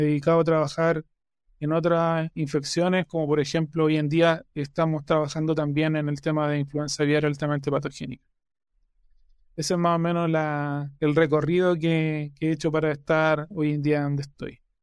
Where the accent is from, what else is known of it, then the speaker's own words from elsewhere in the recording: Chillán, Ñuble, Chile; moved away; also born or lived in Concepción, Chile; soy oriundo de Chillán, de Chile